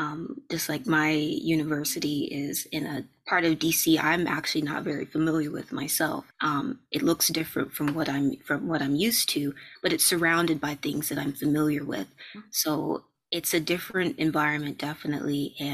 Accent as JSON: {"language": "English", "country": "Jamaica", "said": "I'm also interested in tropical medicine, and I am Jamaican as well"}